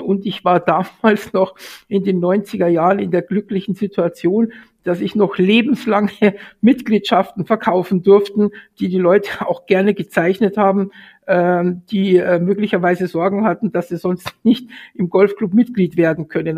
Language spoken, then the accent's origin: German; Munich, Bavaria, Germany; bin gebürtiger Münchner